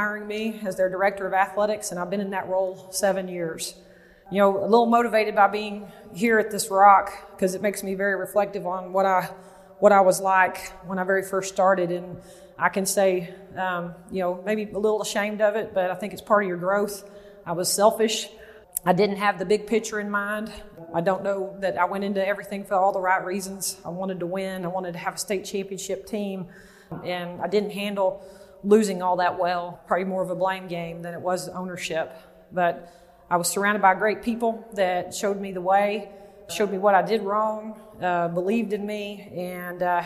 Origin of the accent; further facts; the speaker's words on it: Waco, Texas, United States; I grew up in Waco, Texas